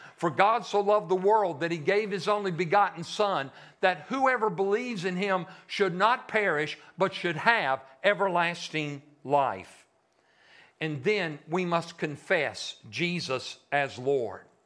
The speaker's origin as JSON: {"language": "English", "town": "Shreveport", "region": "Louisiana", "country": "United States", "moved": "yes", "said": "I'm a Yankee. I'm from Shreveport"}